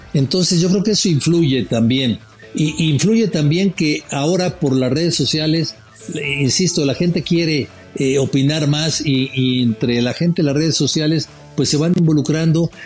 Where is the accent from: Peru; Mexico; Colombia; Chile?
Mexico; me preguntó que de dónde era. Le dije, de México